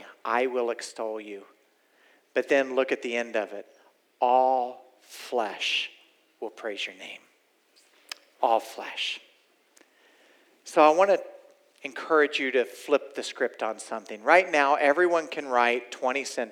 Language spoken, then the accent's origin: English; Oklahoma, United States; I'm from Oklahoma, y'all. I'm originally from here